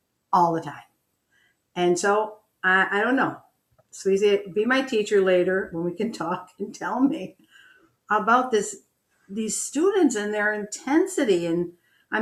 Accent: Buffalo, New York, United States; I'm from Buffalo.

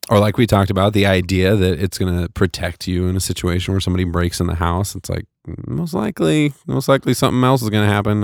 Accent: United States; I was from America, from the United States

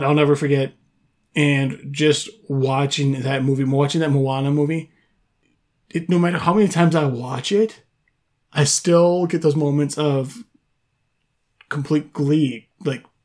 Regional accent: Wisconsin, United States; moved away; I'm born and raised in Wisconsin, obviously not living there now

